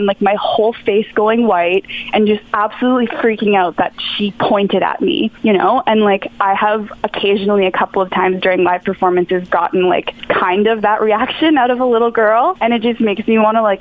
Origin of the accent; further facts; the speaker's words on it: Ottawa, Ontario, Canada; in my hometown